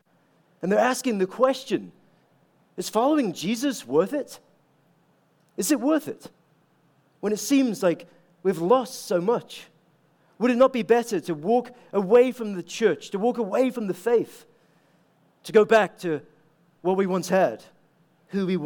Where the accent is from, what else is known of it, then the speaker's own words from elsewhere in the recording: Aberdeen, Scotland, United Kingdom; also born or lived in Scottish Highlands; now in United States; my hometown in Aberdeen